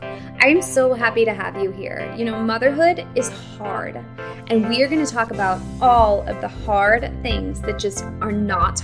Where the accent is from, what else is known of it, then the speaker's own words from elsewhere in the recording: Boston, Massachusetts, United States; now in New York, United States; I'm also from Boston. So you were in my hometown, and now I live in New York